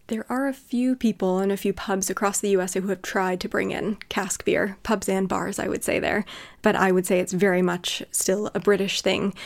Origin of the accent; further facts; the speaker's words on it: California, United States; moved away as an adult; now in United Kingdom; Where I grew up in California